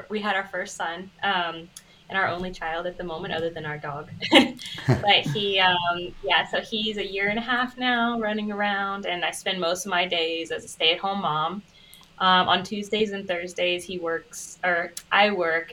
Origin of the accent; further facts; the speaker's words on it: United States; also born or lived in England